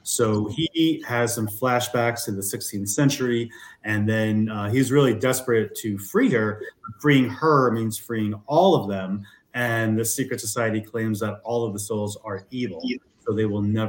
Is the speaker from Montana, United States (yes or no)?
no; New York, United States; also born or lived in Los Angeles; now in Denver, United States; I'm originally from New York. I now live in Denver via LA, where I lived for 20 years.